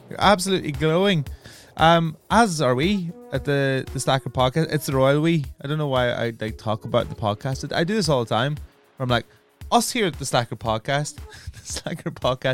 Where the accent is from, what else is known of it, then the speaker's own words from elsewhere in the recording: Ireland; I'm Irish. Like, it was an affront to my heritage.